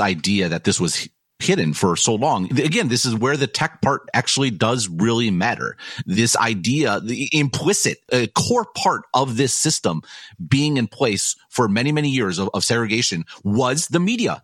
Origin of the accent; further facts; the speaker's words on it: Madison, Wisconsin, United States; I grew up in Madison in this beautiful city